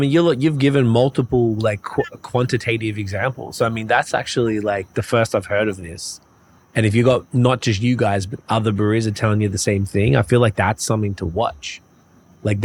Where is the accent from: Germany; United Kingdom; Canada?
Canada; Montreal, Quebec; I find that maybe because I came from Montreal, and that's where the dudes there are just heavy into this stuff.